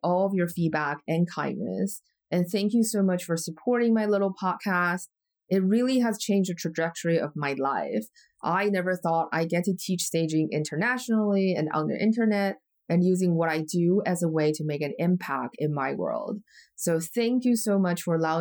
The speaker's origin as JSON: {"language": "English", "country": "Taiwan", "moved": "yes", "said": "I'm from Taiwan originally, we're really close to China in many different ways culturally"}